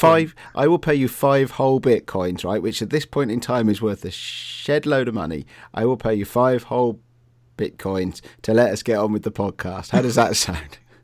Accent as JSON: {"language": "English", "town": "Bristol", "region": "South West England", "country": "United Kingdom", "tie": "born or raised there", "said": "when I was a kid and we were growing up in Bristol"}